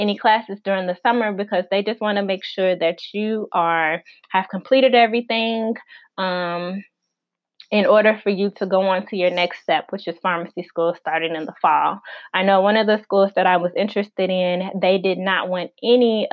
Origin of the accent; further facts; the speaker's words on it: Illinois, United States; moved away as an adult; also born or lived in Arkansas; my home state is Illinois, I went to school in Arkansas